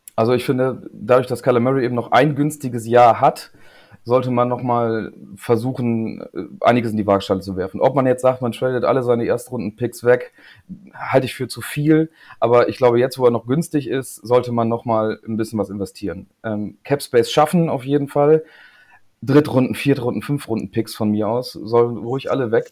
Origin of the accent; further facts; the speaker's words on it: Lingen, Lower Saxony, Germany; moved away as an adult; also born or lived in East Frisia; now in Leer, Germany; ich wohne jetzt in Ostfriesland, aber bin kein gebürtiger Ostfriese, sondern komme eigentlich äh, aus Lingen